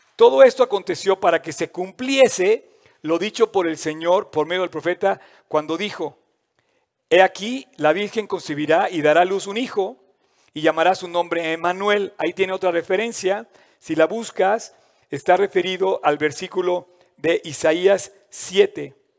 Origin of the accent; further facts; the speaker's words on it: Mexico; para mí como mexicanos